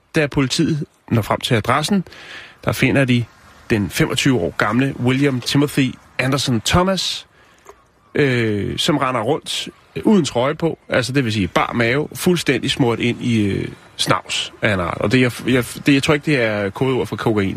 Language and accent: Danish; Denmark; der, hvor jeg kommer fra, der cyklede vi ned til noget, der hedder Tusind Ting i Lønby